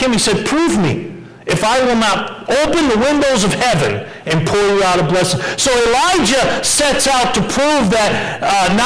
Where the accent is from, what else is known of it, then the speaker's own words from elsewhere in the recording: Westfield, Massachusetts, United States; moved away; I grew up in Westfield, Massachusetts